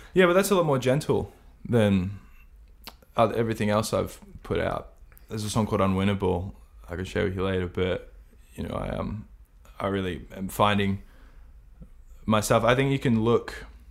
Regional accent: Australia; All Australians

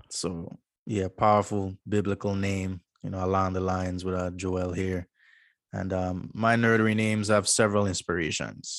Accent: U.S. Virgin Islands; born and raised Saint Croix, U S Virgin Islands

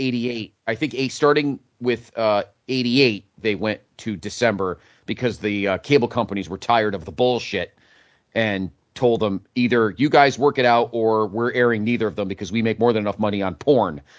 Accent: Connecticut, United States; my home state

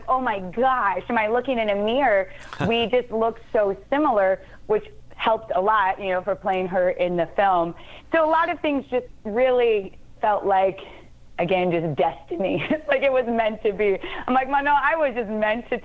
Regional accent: Detroit, Michigan, United States; I grew up in Detroit, and I grew up at a time when the Red Wings were really big

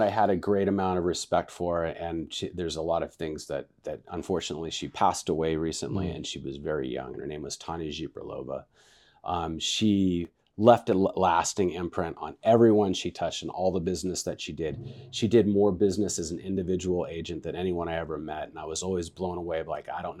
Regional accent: Vacaville, California, United States; also born or lived in Wichita Falls, Texas; I was born in Texas, Wichita Falls, Texas. And then my father came out, and he was a military guy, and he went to Travis Air Force Base. So I was raised in Vacaville, Califor

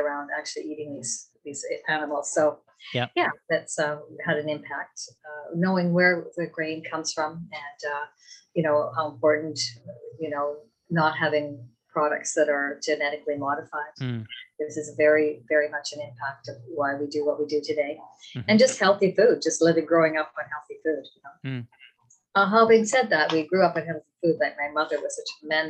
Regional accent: Castor, Alberta, Canada; In a rural community around Castor, Alberta

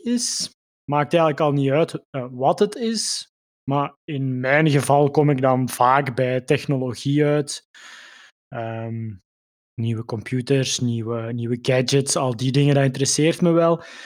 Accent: Limburg, Flanders, Belgium; moved away as an adult; now in Mechelen, Belgium; Ik, eh, woon ondertussen tien jaar in Mechelen. Ik ben afkomstig uit Limburg

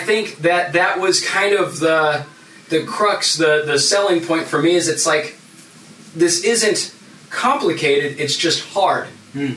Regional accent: Phoenix, Arizona, United States; I grew up in Central Phoenix, very impoverished part of the city

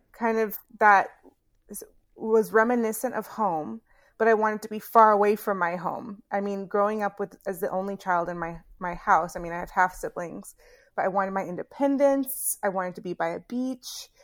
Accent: Houston, Texas, United States; now in Chicago, United States; Born and raised in Houston

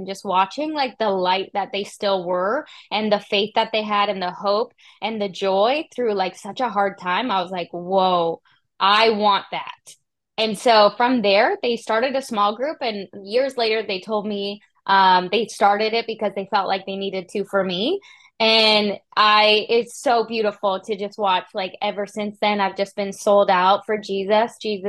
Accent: Canada; now in United States; I felt him call me to the US, and I'm from Canada

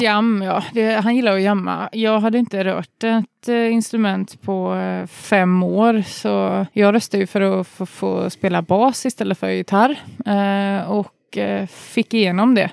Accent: Uddevalla, Västra Götaland, Sweden; jag och Jonny är från Uddevalla

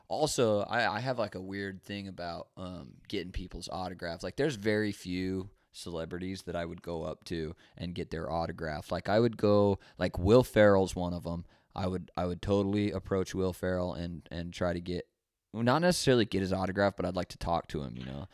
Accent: Fresno, California, United States; also born or lived in Utah; I was born in Utah, moved to pretty much Fresno

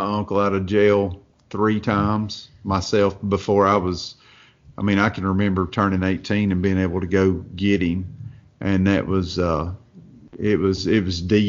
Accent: Watauga, Tennessee, United States; I'm from a little place up in Northeast Tennessee called Watauga. It's when I say hillbilly, it's hillbilly.

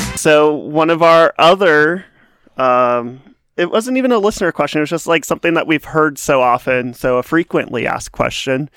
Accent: Nevada, United States; it was in the middle of nowhere, Nevada. I, I love, I love my, my home state

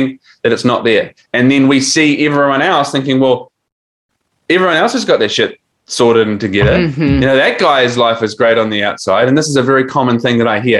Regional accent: New Zealand; now in Australia; I'm 40 and I'm from New Zealand, but I live in Australia.

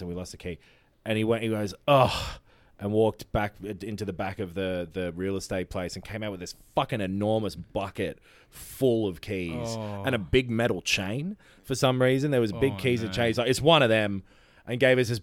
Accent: Mount Martha, Victoria, Australia; also born or lived in England / Frankston / Mornington; I grew up on the Mornington Peninsula.

